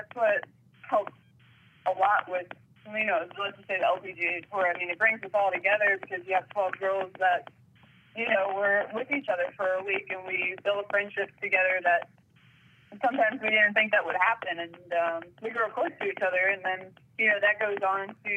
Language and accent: English; United States; being an American.